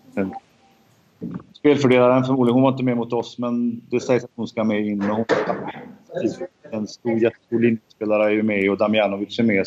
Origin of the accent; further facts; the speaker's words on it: Sweden; jag som svensk